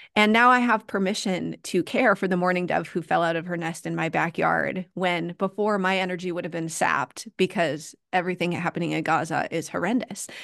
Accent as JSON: {"language": "English", "country": "United States", "said": "I'm an American"}